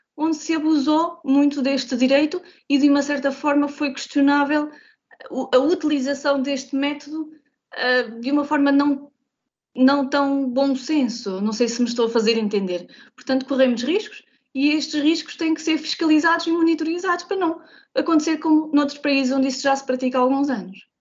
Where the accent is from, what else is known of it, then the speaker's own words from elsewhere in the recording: Santo António, Vagos, Aveiro District, Portugal; eu sou de Santo António